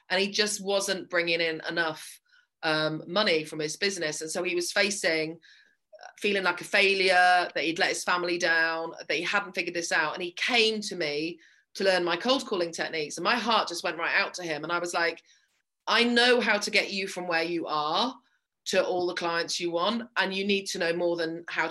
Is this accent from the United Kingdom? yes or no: yes; England, United Kingdom; moved away as an adult; also born or lived in Ireland; now in Belfast, United Kingdom; My accent isn't from Belfast because I was born in England and grew up there.